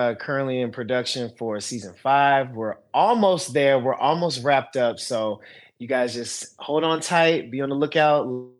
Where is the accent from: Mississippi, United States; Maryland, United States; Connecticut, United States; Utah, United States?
Maryland, United States; Prince George's County; moved away as an adult; now in Los Angeles, United States; I'm from Maryland originally, PG County, DMV.